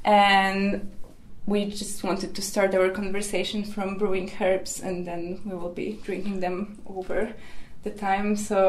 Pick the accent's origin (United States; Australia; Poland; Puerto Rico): Poland; Warsaw, Masovian Voivodeship; moved away as an adult; now in Helsinki, Finland; I come from Poland, from Warsaw, from central Poland, and then I live in Helsinki. I'm based here since 3 years.